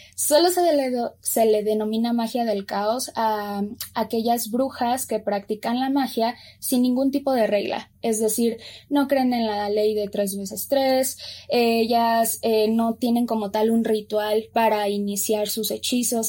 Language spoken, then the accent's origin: Spanish; Mexico; si yo soy mexicana